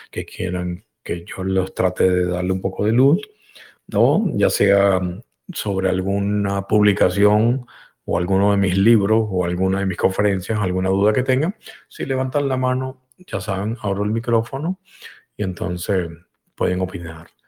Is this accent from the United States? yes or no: yes; United States; Yo, yo soy norteamericano, eh, soy estadounidense, estadounidense, como dije la otra vez.